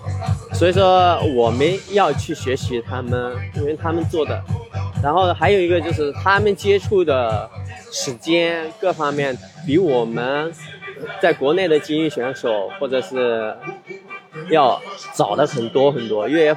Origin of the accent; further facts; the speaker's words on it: China; 这种能量爆发出来，然后让他们看到我们中国人也可以做。